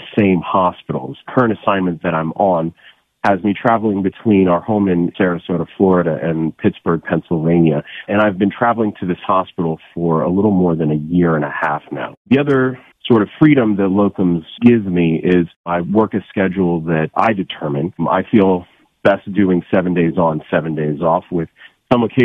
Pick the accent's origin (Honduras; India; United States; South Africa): South Africa; moved away; I am originally from South Africa